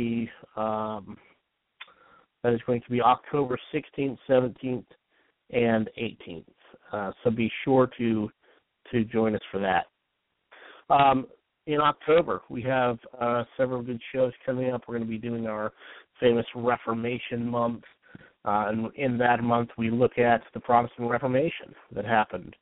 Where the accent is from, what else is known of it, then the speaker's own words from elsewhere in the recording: Utah, United States; I grew up in Utah